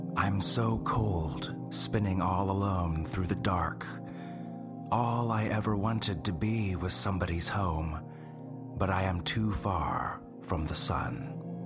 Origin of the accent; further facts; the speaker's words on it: North Carolina, United States; I'm from North Carolina, too